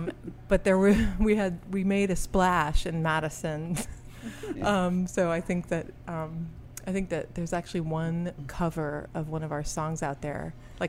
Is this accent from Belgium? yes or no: yes; Belgium; born there; also born or lived in Singapore / Chicago, United States; Well, I'm a hybrid. I was born in Belgium. I lived in Singapore 9 years, but my mom's American, so we moved back to Belgium, then we moved to Chicago.